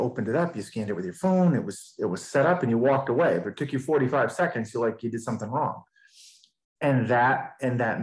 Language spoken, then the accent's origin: English; Maine, United States; I'm from Maine